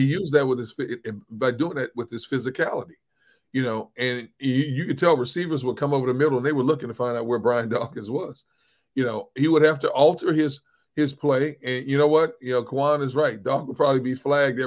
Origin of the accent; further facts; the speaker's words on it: Midwest, United States; growing up in the Midwest